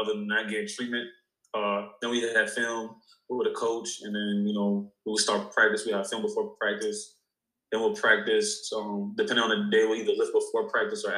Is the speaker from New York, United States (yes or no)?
yes; New York, United States; I'm from New York